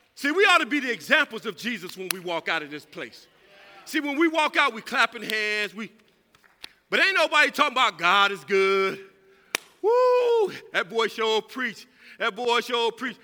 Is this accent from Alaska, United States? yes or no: no; California, United States; moved away; I'm from California